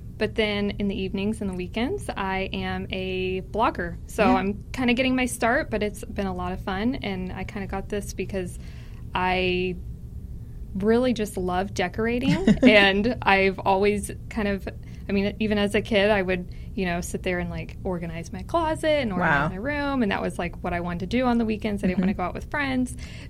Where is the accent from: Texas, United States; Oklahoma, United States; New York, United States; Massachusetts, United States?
Oklahoma, United States; Tulsa; Tulsa, Oklahoma.